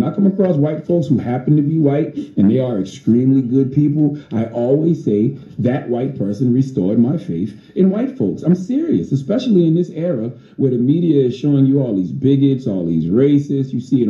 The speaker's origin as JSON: {"language": "English", "town": "Charleston", "region": "South Carolina", "country": "United States", "tie": "born or raised there", "said": "my birthplace of Charleston, South Carolina, my hometown in Mounts Corner"}